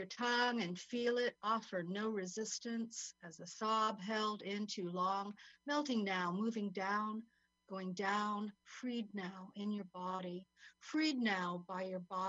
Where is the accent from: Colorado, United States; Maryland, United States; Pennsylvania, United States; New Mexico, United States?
New Mexico, United States; Santa Fe; also born or lived in Essex, United Kingdom; now in Mexico; My dad was American. I'm from Santa Fe, New Mexico.